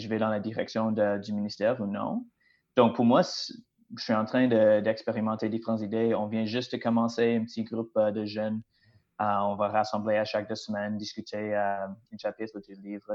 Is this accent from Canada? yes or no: yes; British Columbia, Canada; moved away as an adult; now in Plessisville, Canada; comme mon accent euh, démontre clairement, je ne viens pas du Québec. Alors, oui, c'est vrai, je viens de la Colombie-Britannique